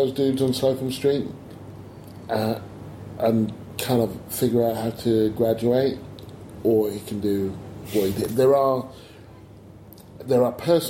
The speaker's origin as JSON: {"language": "English", "town": "Stevenage", "region": "East of England", "country": "United Kingdom", "tie": "born or raised there", "said": "I grew up in Stevenage"}